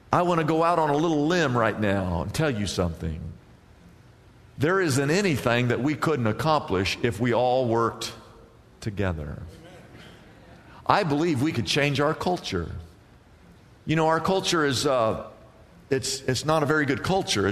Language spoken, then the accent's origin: English; Midwest, United States; now in California, United States; I grew up in the Midwest.